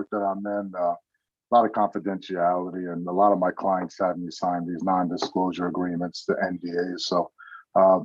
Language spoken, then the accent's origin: English; New Jersey, United States; now in California, United States; I grew up in Jersey, North Jersey, close to New York City. I wasn't born in this country, man. I came here when I was a year old